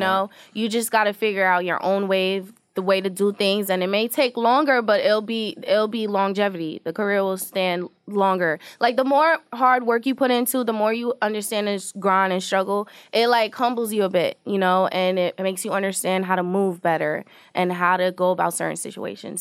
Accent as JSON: {"language": "English", "town": "New York City", "region": "New York", "country": "United States", "tie": "born or raised there", "said": "I was born in Queens, New York"}